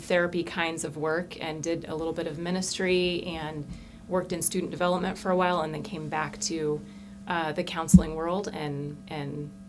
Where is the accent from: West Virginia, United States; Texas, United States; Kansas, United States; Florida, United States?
Kansas, United States; Hillsboro; also born or lived in Fresno, California; now in Hesston, United States; Well, I actually grew up a half hour down the road in Hillsboro.